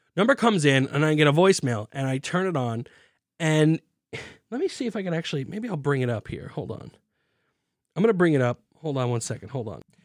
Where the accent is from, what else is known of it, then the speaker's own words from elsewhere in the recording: New York City, New York, United States; I'm from Staten Island, New York